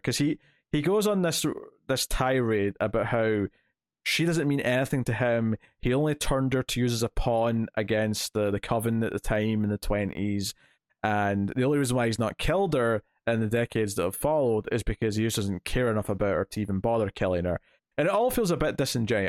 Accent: Scotland, United Kingdom; I'm Scottish

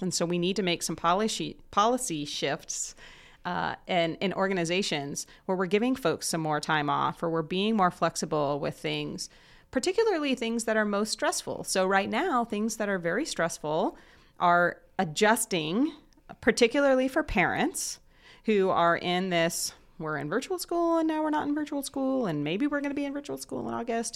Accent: Southern Indiana, United States; moved away as an adult; now in Muncie, United States; I actually grew up in Southern Indiana, close to Cincinnati

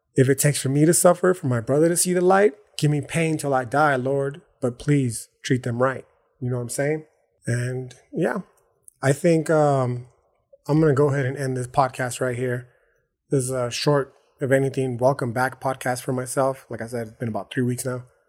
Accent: El Paso, Texas, United States; I live in El Paso, Texas

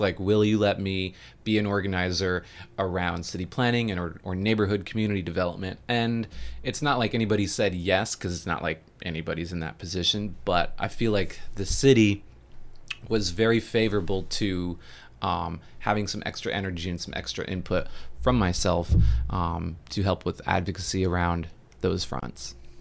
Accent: Homer, Alaska, United States; now in Savannah, United States; I grew up in Homer, Alaska.

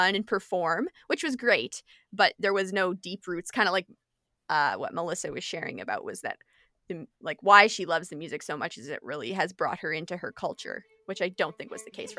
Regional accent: British Columbia, Canada; also born or lived in Alberta / Saskatchewan; So I was born in Alberta, spent quite a bit of time living in Saskatchewan, then spent my teenage years in British Columbia, and then now I'm here

